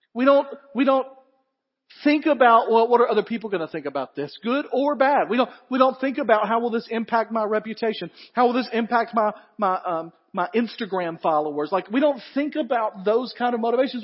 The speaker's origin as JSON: {"language": "English", "region": "the South", "country": "United States", "said": "He knows we're all from the South"}